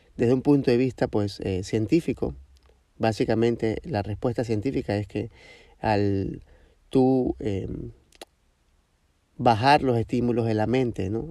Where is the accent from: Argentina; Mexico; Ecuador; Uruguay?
Ecuador; de Ecuador